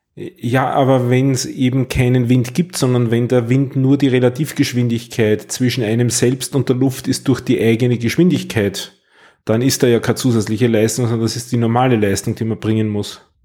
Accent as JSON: {"language": "German", "country": "Austria", "said": "bei uns in Österreich"}